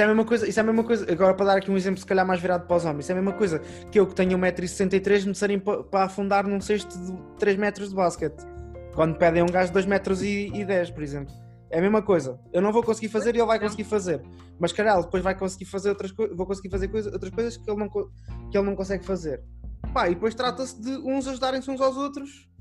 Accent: Portugal; eu sou português

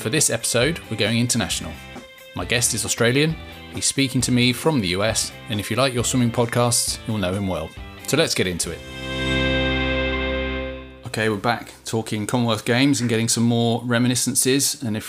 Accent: United Kingdom; For us Brits, you know, it's a chance to get the rivalry up between Wales and England and Scotland

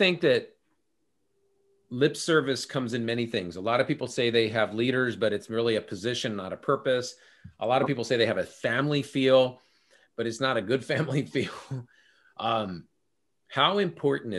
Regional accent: California, United States; now in Minnesota, United States; I'm from California originally. I live in Minnesota now

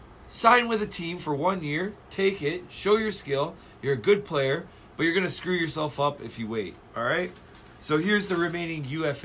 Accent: Toronto, Ontario, Canada; I'm from Toronto.

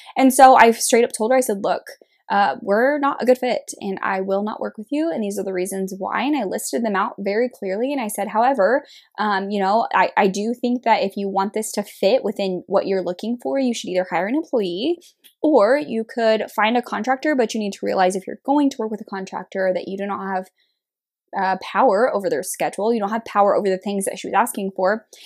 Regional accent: Kansas, United States; moved away as an adult; now in Kansas City, Missouri, United States; I was born and raised in a very small town in Kansas

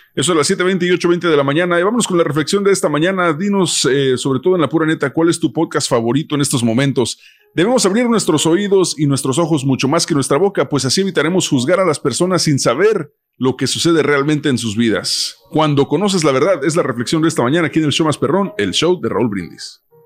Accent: United States; crecimos en Estados Unidos desde morros

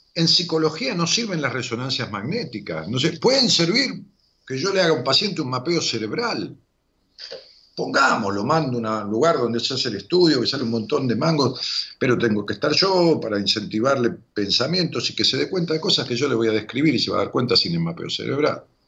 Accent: Ramos Mejía, Buenos Aires Province, Argentina; Me jugábamos al póker allá en Ramos, en mi pueblo

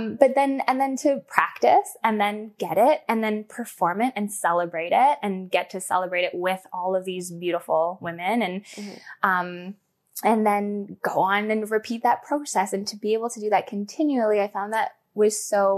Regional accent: Scotland, United Kingdom; I mean, I'm Scottish, British, blah, blah, blah, blah

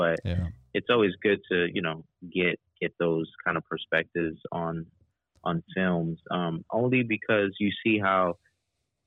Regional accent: New York City, New York, United States; I grew up in the Bronx

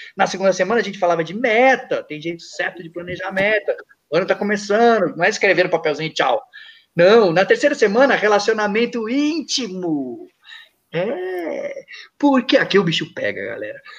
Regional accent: Brazil; quando eu nasci, sem braços, sem pernas, no Brasil

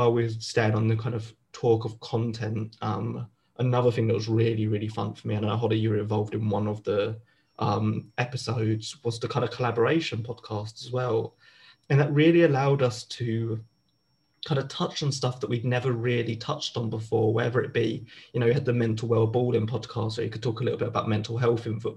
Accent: London, United Kingdom; accent: Southeast London; my full Southeast London accent

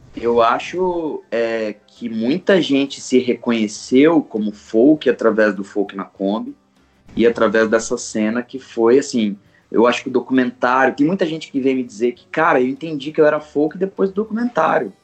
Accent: Campo Grande, Mato Grosso do Sul, Brazil; moved away as an adult; now in São Paulo, Brazil; Eu sou sul grossense de Campo Grande, quase um pantaneiro. Saí de Campo Grande em 2011 para tentar a vida em São Paulo

